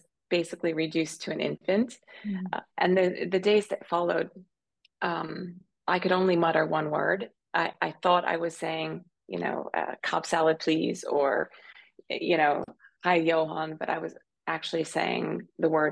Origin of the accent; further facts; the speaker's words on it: Pennsylvania, United States; moved away as an adult; also born or lived in New York / London / Tokyo; now in Zurich, Switzerland; I'm originally a country girl from Pennsylvania, although I haven't lived in Pennsylvania or in the U.S. for 20 years